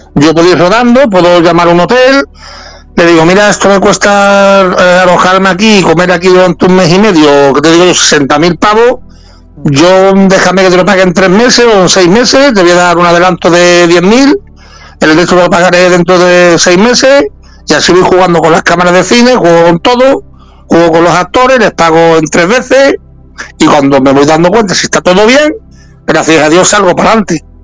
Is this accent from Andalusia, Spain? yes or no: yes; La Línea de la Concepción, Andalusia, Spain; de mi pueblo, de la línea, somos los dos, somos los dos linenses.